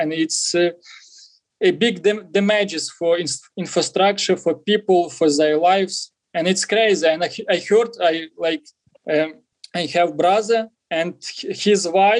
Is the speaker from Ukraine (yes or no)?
yes; Ukraine; also born or lived in Kyiv / near Zhytomyr; I'm from Ukraine now. Now I'm like 150 kilometers from Kyiv. It's we have like city Zhytomyr. It's 300,000 population, and I'm not far from this city in village